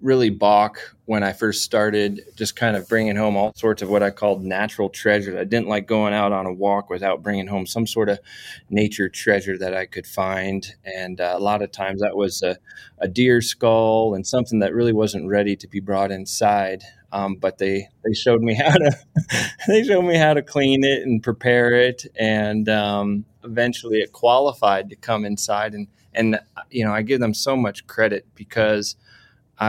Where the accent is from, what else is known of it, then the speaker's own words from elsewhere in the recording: suburbs of Washington, D.C., Maryland, United States; now in Fort Collins, United States; I spent most of my youth in Maryland, in the suburbs of Washington, D.C.